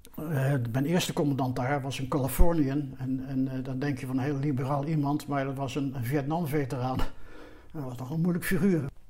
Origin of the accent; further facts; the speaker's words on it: Netherlands; wij als Nederlanders